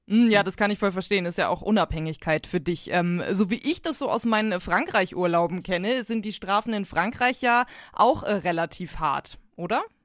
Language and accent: German; Lower Saxony, Germany; now in Bavaria, Germany; in meiner Heimat Niedersachsen